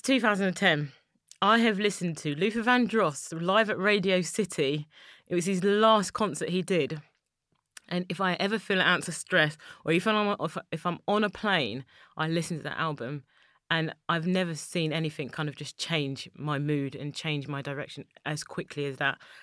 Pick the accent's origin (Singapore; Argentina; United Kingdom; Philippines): United Kingdom; London; I'm a black woman from East London, born and raised in Poplar